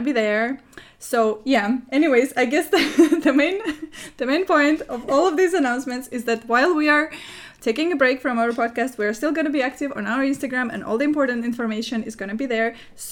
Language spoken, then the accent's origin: English; Murmansk, Murmansk Oblast, Russia; I was born in Russia, but you might not know that I was born in a city called Murmansk.